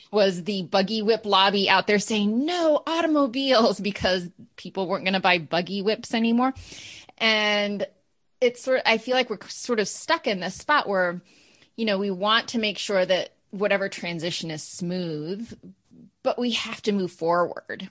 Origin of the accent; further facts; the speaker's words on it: Maine, United States; being from Maine